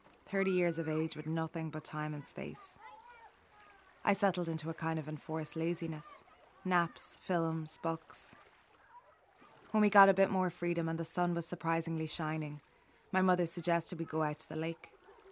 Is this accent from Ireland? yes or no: yes; Kinnegad, Westmeath, Ireland; also born or lived in Mullingar; growing up in Westmeath.